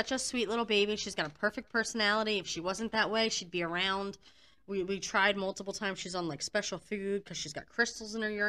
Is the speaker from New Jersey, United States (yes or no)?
yes; New Jersey, United States; moved away; I'm from New Jersey originally.